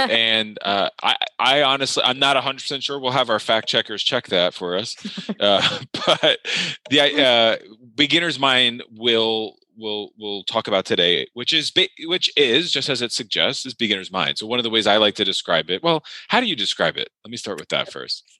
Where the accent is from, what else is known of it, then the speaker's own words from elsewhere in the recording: New York, United States; I grew up in New York